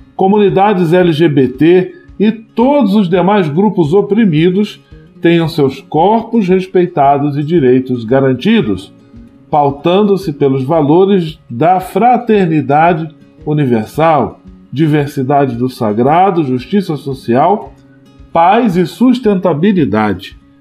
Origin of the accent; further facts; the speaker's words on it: Brazil; É uma realidade que nos provoca enquanto brasileiros